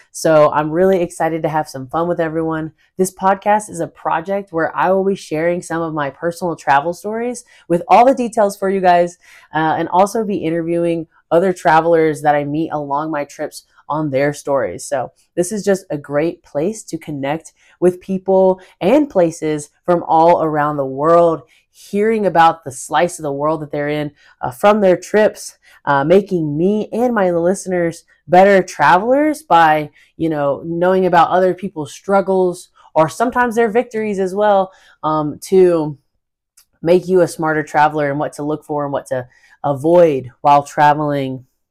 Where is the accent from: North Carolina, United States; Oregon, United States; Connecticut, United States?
North Carolina, United States; I am originally from North Carolina in the United States